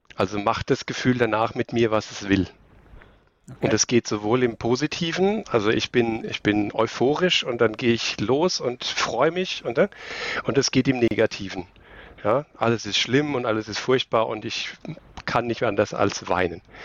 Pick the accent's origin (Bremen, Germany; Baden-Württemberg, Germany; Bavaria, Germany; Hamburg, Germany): Bavaria, Germany; Aschaffenburg; moved away; also born or lived in Karlsruhe; Ich komme aus Aschaffenburg ursprünglich. Das ist ein kleiner Zipfel am Ende von Bayern oben.